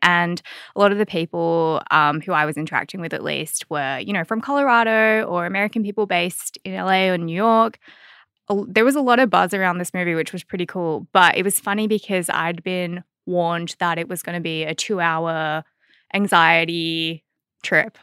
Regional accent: Australia

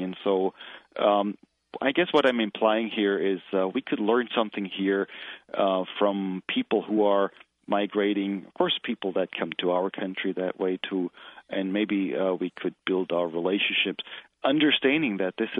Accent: Germany; moved away as an adult; now in United States; I originally grew up in Germany, went to seminary there

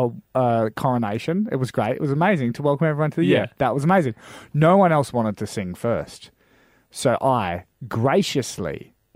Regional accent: Darwin, Northern Territory, Australia; I grew up in Darwin.

